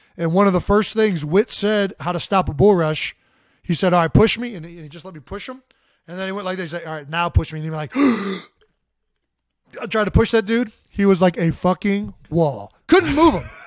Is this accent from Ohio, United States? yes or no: yes; Cleveland, Ohio, United States; moved away; We're both from Cleveland, so we're Browns fans